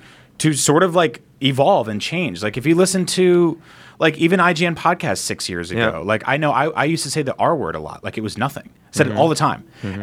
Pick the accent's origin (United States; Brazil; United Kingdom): United States; San Francisco, California; I'm from San Francisco.